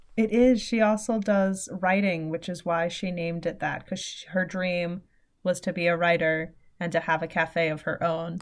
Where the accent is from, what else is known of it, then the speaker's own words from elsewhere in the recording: New York City, New York, United States; now in upstate New York, United States; I am originally from the city